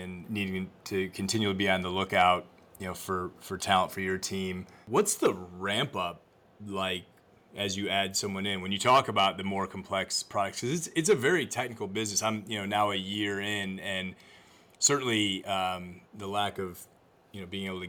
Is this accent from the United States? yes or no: yes; Ohio, United States; I grew up in Ohio. I went to Bowling Green